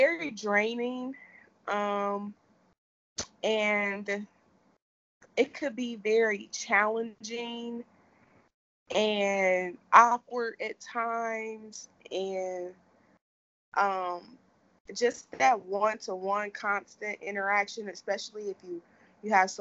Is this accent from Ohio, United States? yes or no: yes; Cincinnati, Ohio, United States; Cincinnati, Ohio, born and raised